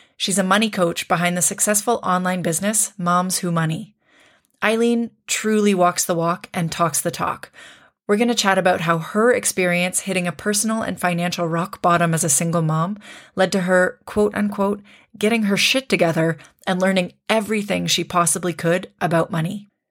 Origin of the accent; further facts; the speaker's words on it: Canada; moved away as an adult; I'm Canadian, but I live abroad